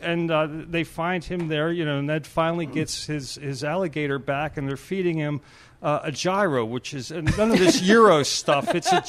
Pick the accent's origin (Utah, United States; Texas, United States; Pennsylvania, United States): Pennsylvania, United States; Pittsburgh; Born and raised in Mount Washington and an East End resident now for about a quarter of a century.